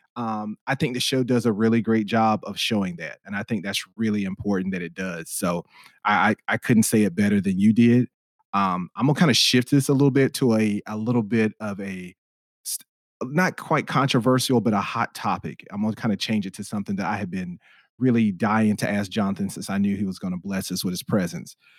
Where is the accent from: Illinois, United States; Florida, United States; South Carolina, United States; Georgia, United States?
South Carolina, United States; Spartanburg; moved away as an adult; now in Los Angeles, United States; I'm from the Spartanburg area of South Carolina